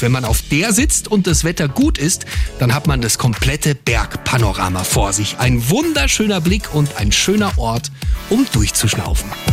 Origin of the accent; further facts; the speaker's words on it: Ebersberg district, Bavaria, Germany; im Landkreis Ebersberg in meiner Heimat. Ich wohne ja in Grafing